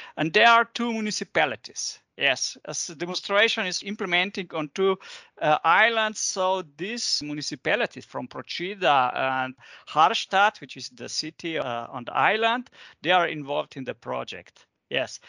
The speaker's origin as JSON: {"language": "English", "town": "Ljubljana", "country": "Slovenia", "said": "I'm coming from Ljubljana, from Slovenia"}